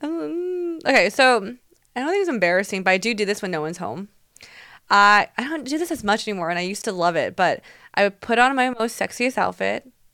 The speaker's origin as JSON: {"language": "English", "country": "Taiwan", "tie": "born or raised there", "moved": "yes", "said": "me growing up in Taiwan"}